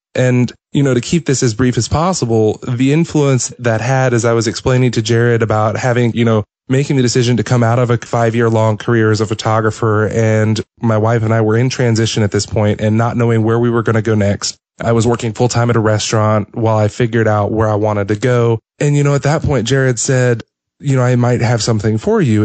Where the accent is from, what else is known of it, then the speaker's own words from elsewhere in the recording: Atlanta, Georgia, United States; I am from Atlanta